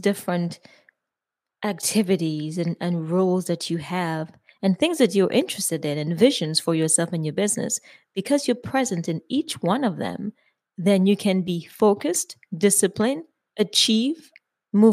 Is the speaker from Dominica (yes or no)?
yes; Dominica; I'm Dominican. Mm-hmm. I'm West Indian.